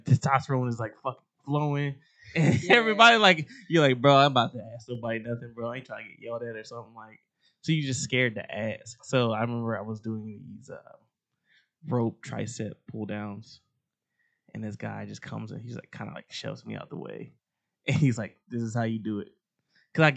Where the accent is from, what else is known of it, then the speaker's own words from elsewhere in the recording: Dayton, Ohio, United States; I'm from Dayton, Ohio. I've been in Ohio my whole life